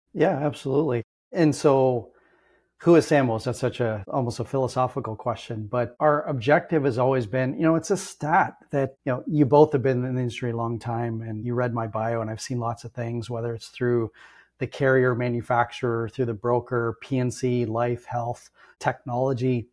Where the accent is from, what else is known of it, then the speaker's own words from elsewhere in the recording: Ontario, Canada; I'm born and raised in Ontario